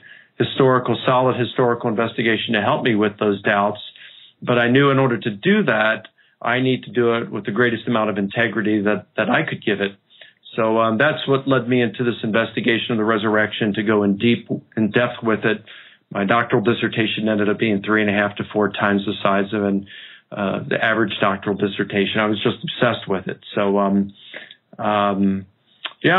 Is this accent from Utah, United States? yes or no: no; Baltimore, Maryland, United States; I grew up in Baltimore